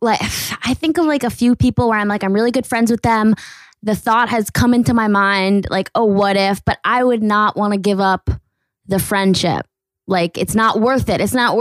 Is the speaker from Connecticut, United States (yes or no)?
yes; Connecticut, United States; also born or lived in New York City; I'm from Connecticut, but I went to NYU